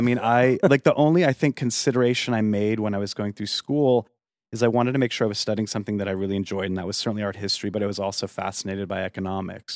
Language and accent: English; Yuma, Arizona, United States; moved away as an adult; also born or lived in upstate New York; kind of raised in Arizona in a little town called Yuma